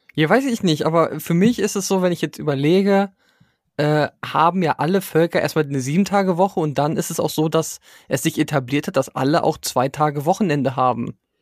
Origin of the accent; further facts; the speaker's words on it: Germany; first language German; mir als Deutscher